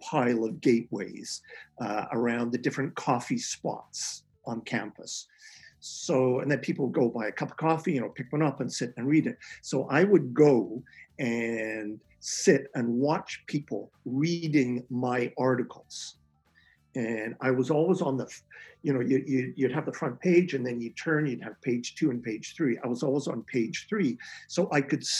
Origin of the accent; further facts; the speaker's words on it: Calgary, Alberta, Canada; moved away as an adult; also born or lived in Edmonton / Toronto; I come from Calgary, and I was at the U of A in Edmonton